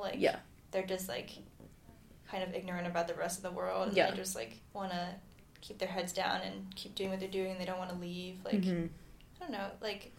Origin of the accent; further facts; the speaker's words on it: Iowa, United States; I don't feel deprived of anything having grown up in Iowa or having lived in Iowa.